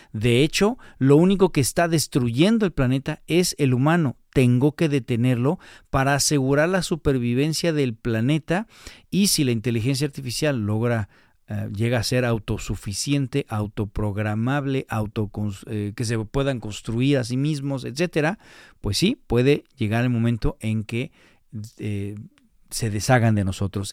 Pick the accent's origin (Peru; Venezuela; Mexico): Mexico; nosotros como latinos o como mexicanos